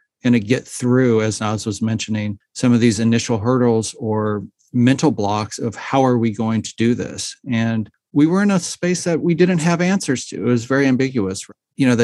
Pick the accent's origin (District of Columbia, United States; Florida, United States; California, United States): California, United States; Los Angeles; growing up in Los Angeles